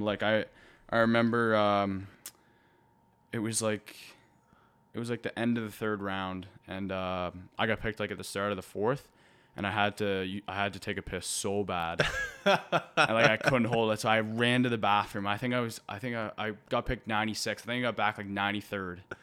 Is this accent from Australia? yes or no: no; Halifax, Nova Scotia, Canada; growing up in Halifax and watching the Moose Heads